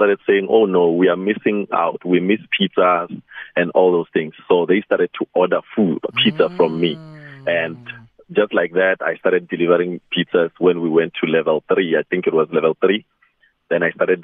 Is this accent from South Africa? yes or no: yes; Nwamitwa, Limpopo, South Africa; now in Polokwane, South Africa; my hometown in Nwamitwa, Tzaneen